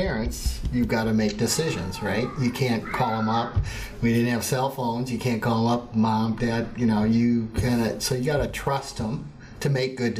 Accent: Adrian, United States; moved away; when growing up in Adrian

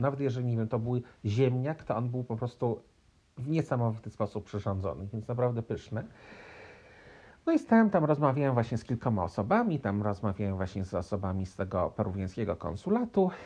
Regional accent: Poland; also born or lived in United States; now in Montreal, Canada; urodziłem się w Polsce, jestem Polakiem

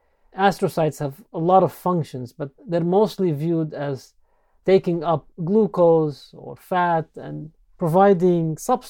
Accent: Beirut, Beirut Governorate, Lebanon; moved away as an adult; now in United States; Yes, I grew up in Beirut, Lebanon. That's my medical school. And then shortly after, moved to the U.S. to do some residency training

